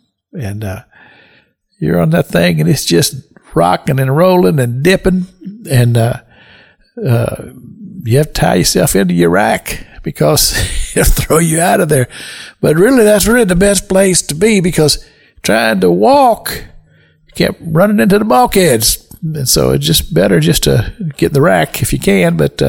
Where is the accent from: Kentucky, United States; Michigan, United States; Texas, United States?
Kentucky, United States; moved away as an adult; now in Florida, United States; I'm from Kentucky. I'm not original Floridian. However, I have been in Florida 45 years at least. Well, actually longer than that. My goodness, I've been here over 50 years.